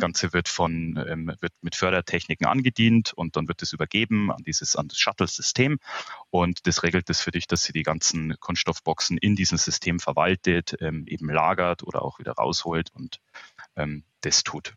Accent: Munich, Bavaria, Germany; ich bin gebürtiger Münchner. Ähm, ich lebe mit meiner Familie hier auch im Münchner Süden, schon in mehreren Generationen.

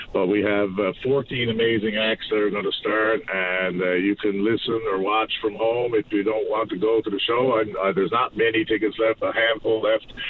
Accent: Newfoundland and Labrador, Canada; I am to be from Newfoundland, Labrador

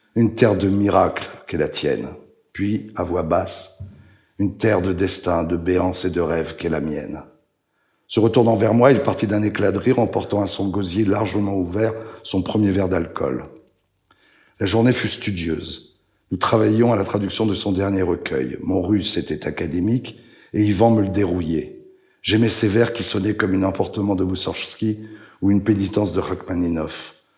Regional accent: France; accent: French; moved away; also born or lived in Israel / Switzerland / Italy; J'ai gardé mon accent français quand je parle l'hébreu.

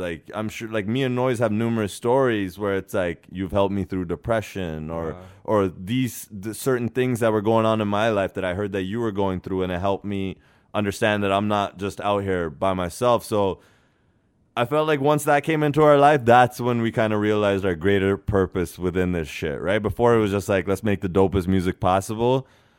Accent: California, United States; I was at a wedding the other day and I was like, yo, I'm from the Bay Area.

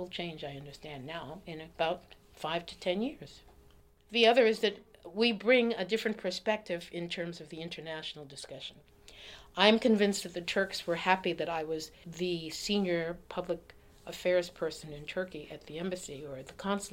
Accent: Boston, Massachusetts, United States; moved away; Roxbury was then the black enclave in Boston. And I grew up in Roxbury.

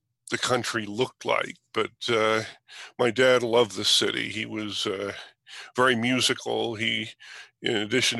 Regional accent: New York City, New York, United States; I was born in New York City

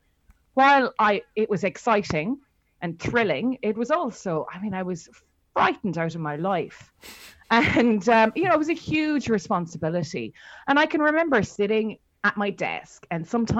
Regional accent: Ireland; we're both Irish.

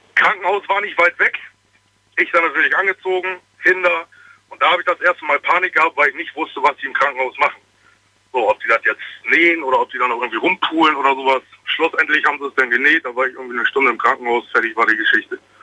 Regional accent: Bremen, Germany; Ich komme eigentlich aus Bremen aber ich bin gerade unterwegs Richtung Trier

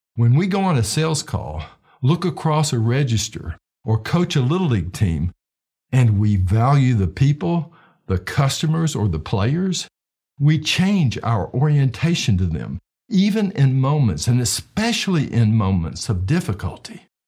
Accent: Knoxville, Tennessee, United States; my hometown of Knoxville, Tennessee

